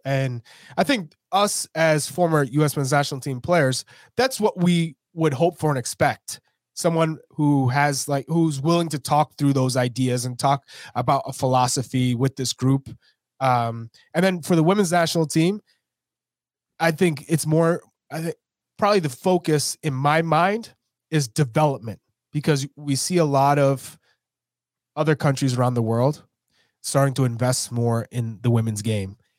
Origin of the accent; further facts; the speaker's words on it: United States; we're American